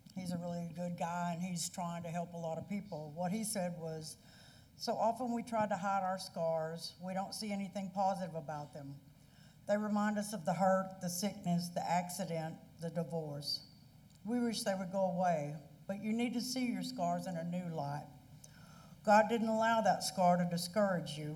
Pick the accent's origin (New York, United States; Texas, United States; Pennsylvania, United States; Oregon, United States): Texas, United States; Van Zandt County; I was raised in Corinth Baptist Church up in Van Zandt County. My family's been going to that church since it was started.